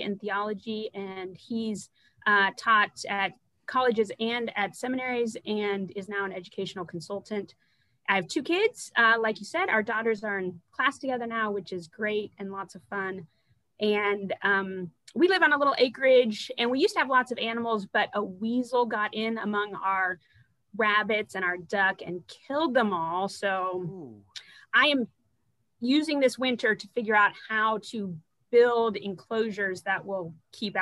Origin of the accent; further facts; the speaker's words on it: Midwest, United States; moved away as an adult; also born or lived in Aberdeen, Scotland; now in South Dakota, United States; I'm a transplant to South Dakota. I grew up in the Midwest, but not in South Dakota.